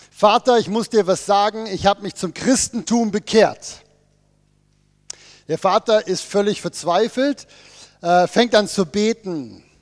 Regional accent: Bern, Switzerland; Wir kommen ja aus dem Berner Oberland. Wir wissen ja, wie das mit einer Bergwanderung funktioniert.

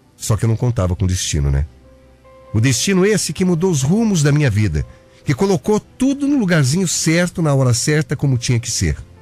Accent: Curitiba, Paraná, Brazil; moved away; also born or lived in Mato Grosso / Ourinhos, São Paulo; Eu sou curitibano

